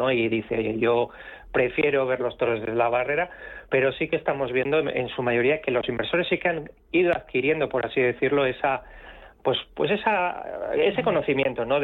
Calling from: Madrid, Community of Madrid, Spain; Buenos días … de Madrid.

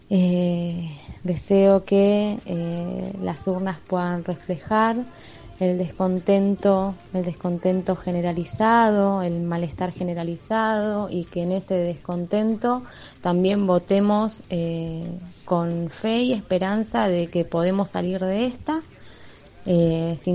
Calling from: Bernal, Buenos Aires Province, Argentina; Hola, buenas noches. Este … de Bernal.

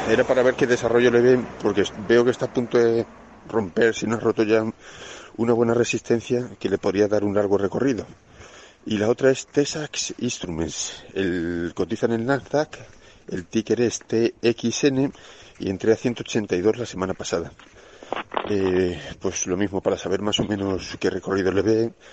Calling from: Ciudad Real, Castilla-La Mancha, Spain; Muchas gracias por, por el programa. … de Ciudad Real.

